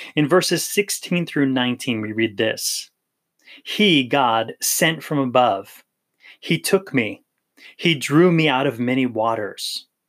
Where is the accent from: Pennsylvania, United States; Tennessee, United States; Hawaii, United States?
Hawaii, United States; Maui; I grew up in Hawaii in the island of Maui